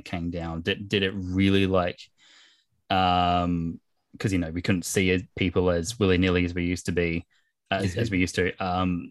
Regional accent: Australia; accent: Australian; I love being an Aussie, but sometimes our accent

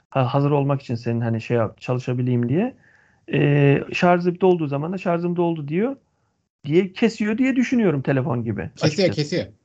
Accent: Antalya, Turkey; Bizimki bir Antalyalı olarak

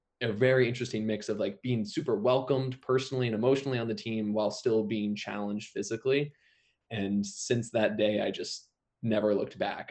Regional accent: Vermont, United States; moved away; I'm from Vermont originally

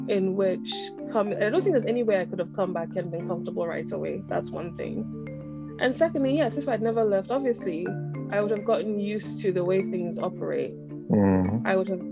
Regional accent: Accra, Greater Accra, Ghana; moved away as an adult; also born or lived in United States / United Kingdom; growing up on the Kolebu side of town

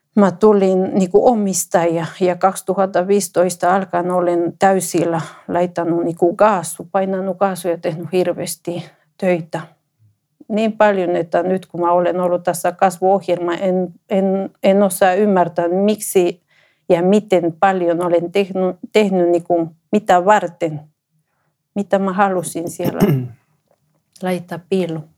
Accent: Ecuador; Finnish is a second language; moved away as an adult; now in Finland; mä olen ekvadorilainen. Mä tulin Suomeen 2009

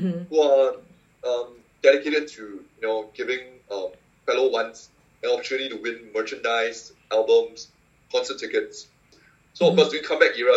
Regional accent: Singapore; I'm from Singapore

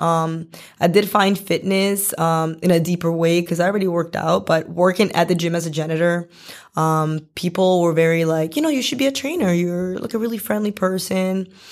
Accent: Boston, Massachusetts, United States; also born or lived in Medellin, Colombia; I came here when I was really small, like, two years old. So, I ba, I'm basically from Boston

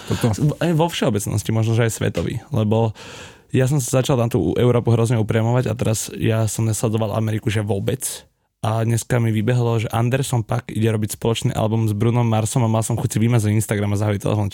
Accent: Slovakia; dva chalani zo Slovenska

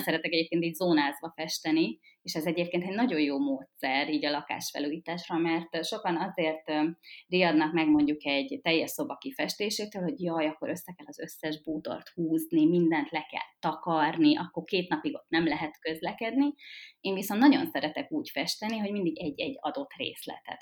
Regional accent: Budapest, Hungary; Én ugye fővárosi nő vagyok, és itt is töltöttem a, a gyerekkoromat is, itt nőttem föl. A 16. kerületben

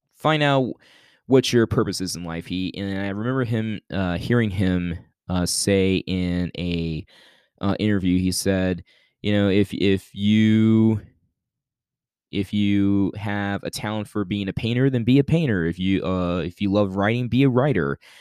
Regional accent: Youngstown, Ohio, United States; moved away; at church back in my hometown of Youngstown, Ohio

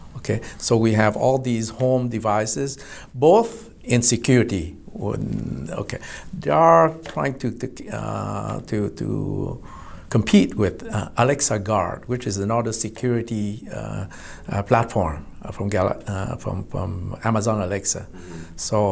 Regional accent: Vietnam; also born or lived in Irvine, California / Houston, Texas; now in United States; Originally, I was from Vietnam

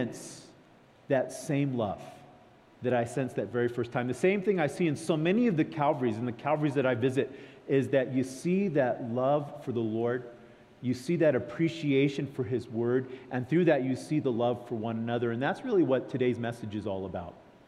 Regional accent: California, United States; I come from California.

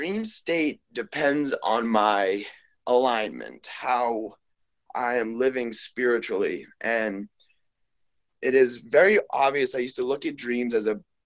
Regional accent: Boston, Massachusetts, United States; also born or lived in Peru; now in Las Vegas, United States; I was born and raised in Boston, Massachusetts. I currently live in Las Vegas, Nevada

